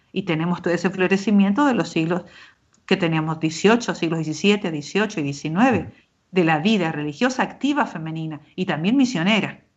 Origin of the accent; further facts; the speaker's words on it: Argentina; also born or lived in Jerusalem; now in Spain; tanto en Argentina, de donde yo soy natural, como en España, donde vivo o, o ahora, ¿verdad? Aquí en Jerusalén, estudiando este tiempo